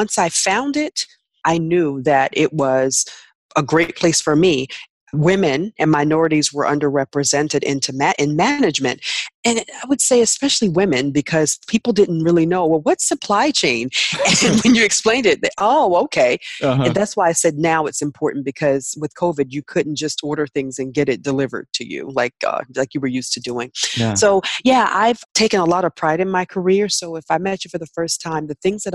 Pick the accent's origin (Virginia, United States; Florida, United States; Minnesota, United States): Virginia, United States; Hampton Roads; now in White Plains, United States; I'm originally from the Hampton Roads area in Virginia.